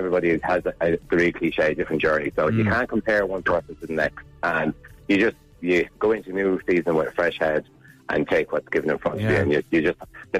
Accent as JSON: {"language": "English", "town": "Kilkenny", "region": "Leinster", "country": "Ireland", "tie": "born or raised there", "said": "when I was growing up in Kilkenny."}